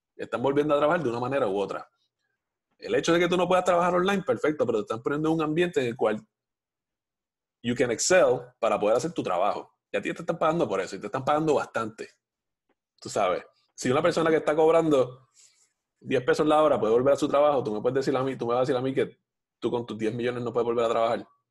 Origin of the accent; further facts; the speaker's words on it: Puerto Rico; la mayoría de los puertorriqueños somos